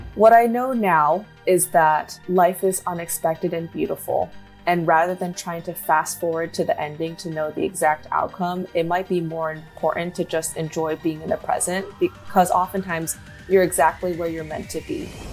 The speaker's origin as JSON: {"language": "English", "region": "Western Michigan", "country": "United States", "tie": "born or raised there", "said": "growing up in Michigan"}